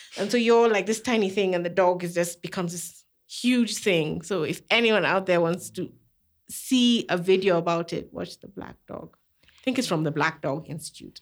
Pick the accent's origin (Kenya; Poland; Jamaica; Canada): Kenya; I was raised in Kenya